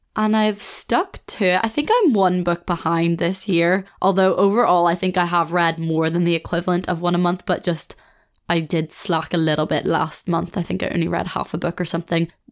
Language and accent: English; Belfast, Northern Ireland, United Kingdom; moved away as an adult; also born or lived in Australia; now in Leeds, United Kingdom